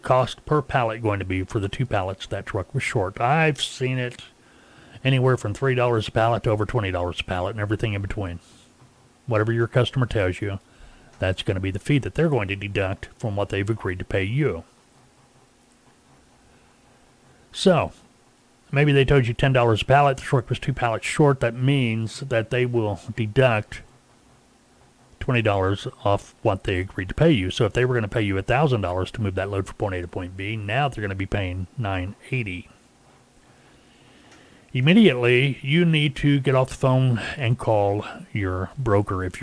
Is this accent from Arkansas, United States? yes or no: yes; Arkansas, United States; I live here. It's my home state